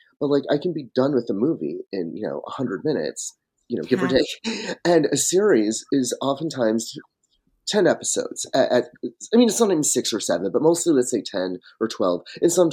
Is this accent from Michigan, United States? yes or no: yes; Michigan, United States; I grew up in Michigan and I was on a dirt road outside a small town that doesn't even have a traffic light to this day